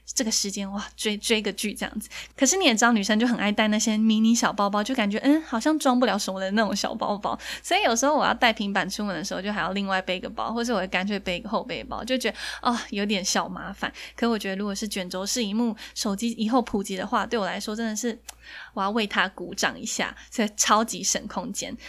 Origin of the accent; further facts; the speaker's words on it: Taiwan; 我们台湾人